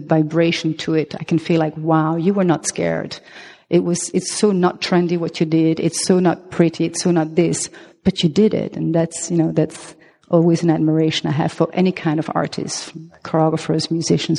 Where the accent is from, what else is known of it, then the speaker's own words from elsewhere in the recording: Belgium; accent: French; first language French; English is a second language; also born or lived in Colombia; now in Amsterdam, Netherlands; I am half Belgian, half Colombian. Therefore, I have this, Latin name. But my mother tongue is French. That's the accent you hear